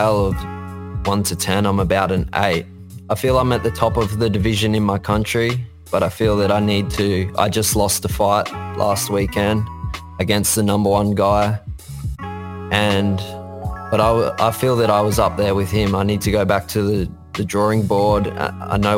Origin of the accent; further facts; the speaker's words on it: New South Wales, Australia; moved away as an adult; now in Gold Coast, Australia; born and raised. I was from New South Wales, which is the state further south originally, but I've moved up here onto the Gold Coast